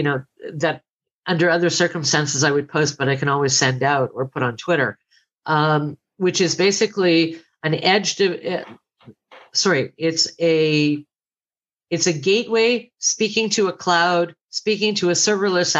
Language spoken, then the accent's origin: English; Canada; I'm Canadian